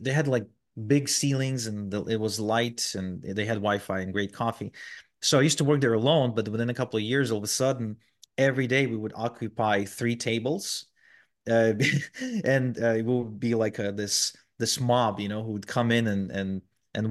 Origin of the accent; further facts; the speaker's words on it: Israel; also born or lived in Ukraine; we moved from Ukraine to Israel